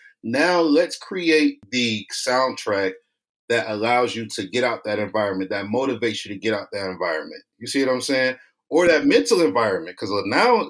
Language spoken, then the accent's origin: English; East Cleveland, Ohio, United States; I'm originally from East Cleveland, Ohio. Might be the poorest city in the country, 7th.